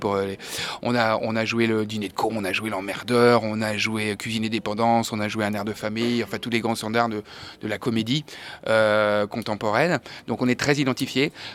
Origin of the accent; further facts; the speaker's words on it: Angers, Pays de la Loire, France; faire ce métier ici, chez nous, aussi à Angers